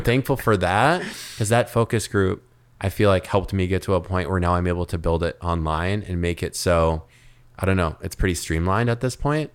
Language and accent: English; Minneapolis, Minnesota, United States; moved away as an adult; now in Miami, United States; growing up in Minneapolis